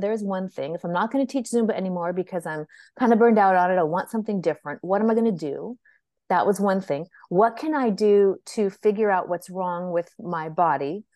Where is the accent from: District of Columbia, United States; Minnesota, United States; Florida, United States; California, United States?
California, United States; San Francisco; moved away as an adult; also born or lived in Texas; I was actually born and raised in Northern California, in beautiful San Francisco